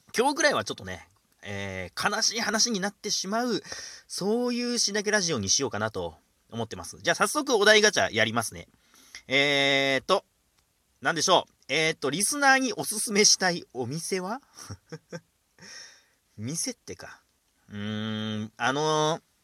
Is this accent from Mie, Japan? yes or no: no; Yubari, Hokkaido, Japan; moved away; 僕の生まれ育った地は夕張ですから。